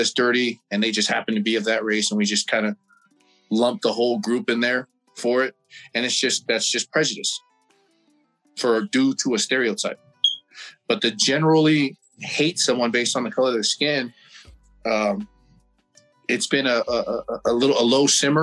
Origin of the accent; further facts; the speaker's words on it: American Samoa; now in United States; when I was growing up in Samoa